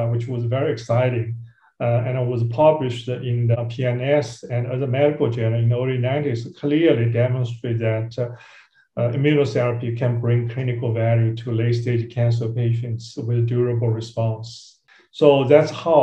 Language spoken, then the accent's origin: English; Shanghai, China; I grew up in Shanghai, China